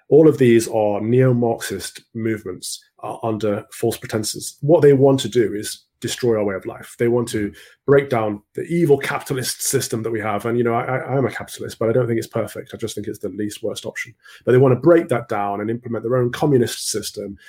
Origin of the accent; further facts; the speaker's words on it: Mansfield, East Midlands, United Kingdom; I grew up in Mansfield, which is a little town in Nottinghamshire